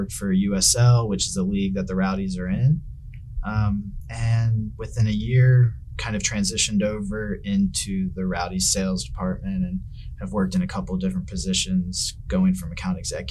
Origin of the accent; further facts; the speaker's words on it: Richmond, Virginia, United States; moved away; from Richmond, Virginia originally. Grew up in a very sports conscious family